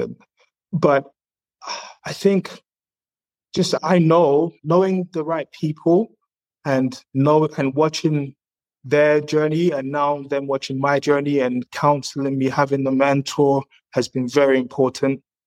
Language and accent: English; England, United Kingdom; moved away as an adult; also born or lived in Zaria, Nigeria; now in Canada; I've got a lot of experience growing up in England and now coming to Canada.